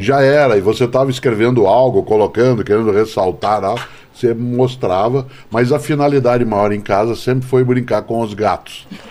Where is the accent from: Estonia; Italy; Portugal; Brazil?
Brazil; Londrina, Paraná; Eu fui educado em Londrina, cidade onde nasci